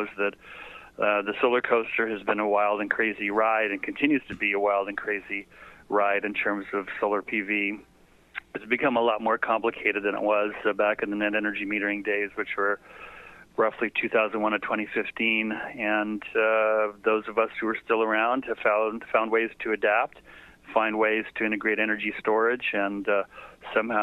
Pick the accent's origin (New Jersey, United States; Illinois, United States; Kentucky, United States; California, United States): California, United States; moved away as an adult; now in Hawaii, United States; I was born in California